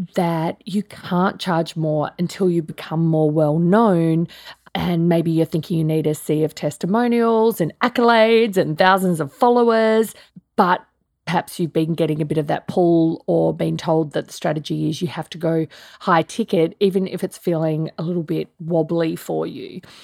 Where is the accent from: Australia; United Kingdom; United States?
Australia; I'm Australian